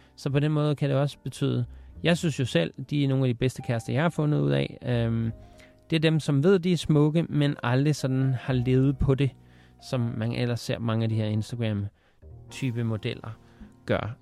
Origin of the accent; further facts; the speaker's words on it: Denmark; jeg er vokset op i Danmark